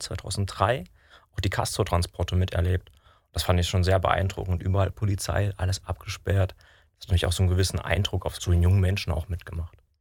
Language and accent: German; Dresden, Saxony, Germany; moved away; ich komme ursprünglich aus Dresden